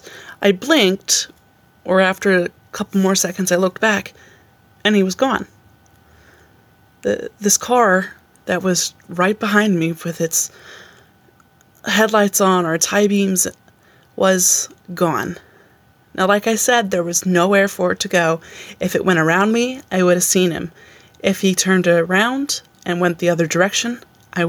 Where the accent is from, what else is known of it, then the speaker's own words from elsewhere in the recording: Albany, New York, United States; So I said I'm from Albany, but I grew up in a town just outside of Albany